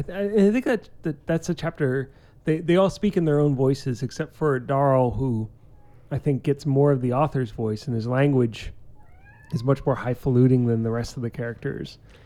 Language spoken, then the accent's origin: English; New York, United States; I'm from New York.